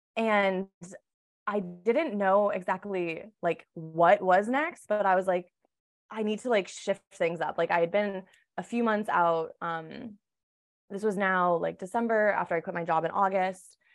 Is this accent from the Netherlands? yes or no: no; Massachusetts, United States; moved away as an adult; also born or lived in California; now in Los Angeles, United States; I grew up in Massachusetts and I came out to California for school, um, about ten years ago